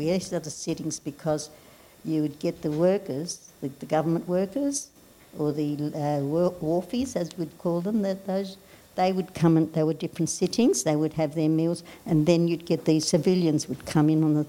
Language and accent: English; Darwin, Northern Territory, Australia; I grew up, my schooling was here in Darwin. I had friends from all nationalities who were in Darwin. I had no problem blending in at all as growing up in Darwin.